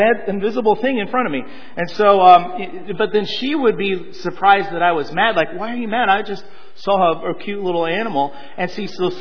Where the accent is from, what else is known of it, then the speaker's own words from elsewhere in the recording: Colorado, United States; also born or lived in Southern California; Born in California, around 6 years old, my dad got a job in the Rocky Mountains of Colorado, and so we moved there.